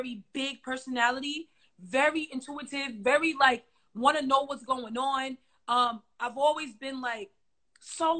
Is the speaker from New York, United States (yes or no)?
yes; New York City, New York, United States; I'm from Brooklyn, and like I lived in a neighborhood where, you know, it was tough.